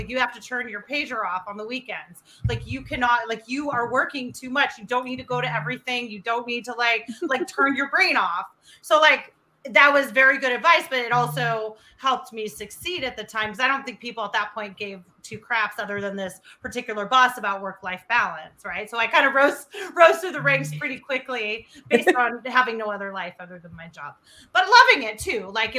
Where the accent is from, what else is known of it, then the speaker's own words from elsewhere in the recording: Bay Area, California, United States; moved away as an adult; also born or lived in Bristol, Connecticut; I'm from the Bay Area.